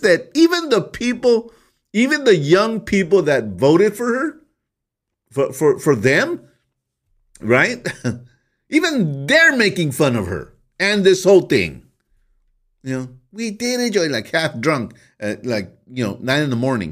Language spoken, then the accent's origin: English; United States